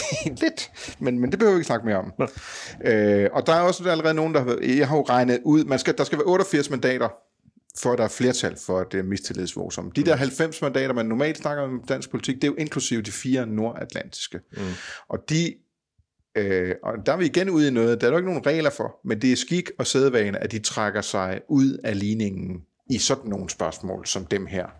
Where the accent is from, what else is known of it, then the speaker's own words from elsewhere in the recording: Funen, Southern Denmark, Denmark; Fynboer som mig